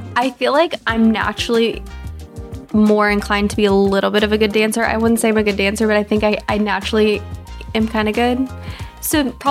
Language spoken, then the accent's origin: English; Texas, United States; moved away; I grew up in Texas